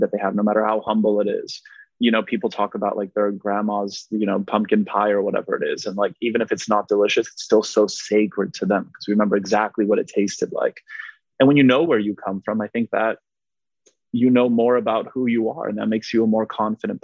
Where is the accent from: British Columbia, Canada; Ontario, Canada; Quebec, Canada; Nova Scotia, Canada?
Quebec, Canada; Montreal; first language Polish; English is a second language; moved away; also born or lived in West Virginia; I was raised in Montreal, which is a very diverse, multicultural city.